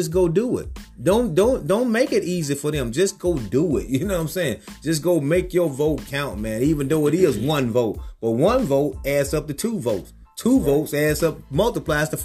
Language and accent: English; Georgia, United States; I'm from Georgia